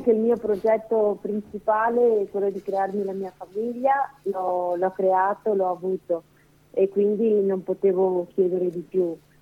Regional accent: Veneto, Italy; moved away as an adult; now in Lombardy, Italy; Non sono lombarda, ma sono veneta

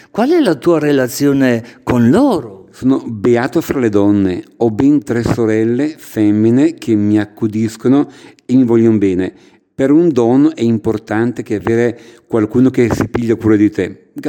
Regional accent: Orzinuovi, Lombardy, Italy; Nativo del paese di Martinazzoli Mino e di Prandelli Cesare, sono di Orzi Nuovi, Orzi Nuovi

